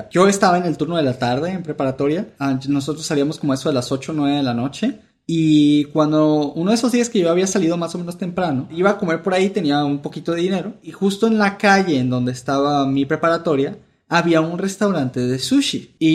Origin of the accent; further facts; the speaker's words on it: Venezuela; also born or lived in Mexico; now in United States; yo, su servidor, soy un venezolano que vivió la mitad de su vida en México y que ahora se encuentra en Estados Unidos.